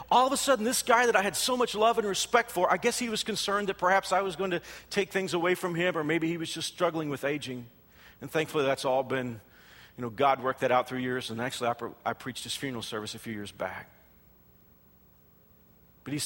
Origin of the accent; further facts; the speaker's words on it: Texas, United States; moved away as an adult; also born or lived in Houston, Texas; now in Kansas, United States; I'm not from Kansas. I am a Texan. I know, and that Texans are insufferable, but I am from Texas